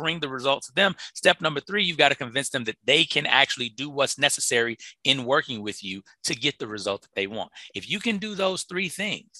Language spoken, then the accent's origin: English; Chicago, Illinois, United States; moved away; I'm from Chicago